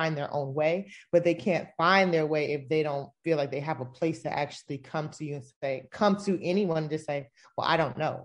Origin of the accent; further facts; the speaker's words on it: South Florida, United States; moved away as an adult; also born or lived in Tampa, Florida / Georgia; I grew up in South Florida